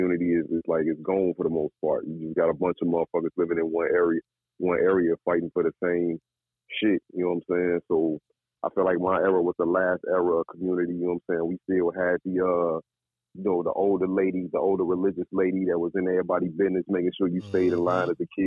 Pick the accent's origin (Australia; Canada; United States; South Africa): United States; Chicago, Illinois; I'm definitely from Chicago, southwest side, LeClaire Court, right off the Stevenson Expressway